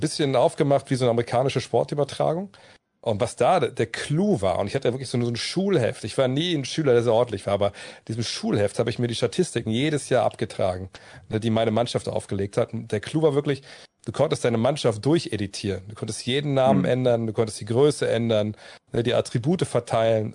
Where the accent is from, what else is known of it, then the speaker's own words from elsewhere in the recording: Wolfsburg, Lower Saxony, Germany; eine Mark pro Viertel bei uns in Wolfsburg in der Spielothek